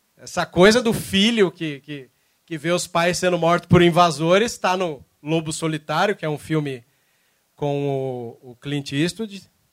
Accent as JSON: {"language": "Portuguese", "region": "São Paulo", "country": "Brazil", "moved": "as an adult", "lives_now": "Cascavel, Brazil", "said": "embora eu tô morando lá em Cascavel, eu sou de São Paulo"}